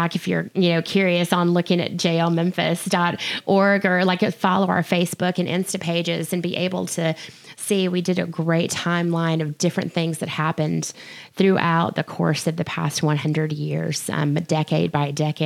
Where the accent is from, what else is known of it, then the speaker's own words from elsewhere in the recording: Jackson, Mississippi, United States; now in Memphis, United States; I'm from Jackson, Mississippi